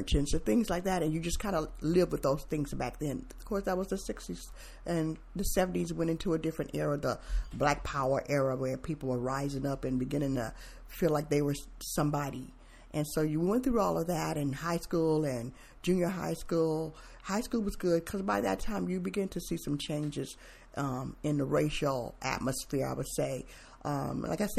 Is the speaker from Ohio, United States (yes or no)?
yes; Mansfield, Ohio, United States; also born or lived in Germany; now in Tacoma, United States; I was born in Mansfield, Ohio, and I grew up in the, late 60s, 60s on to 70s and on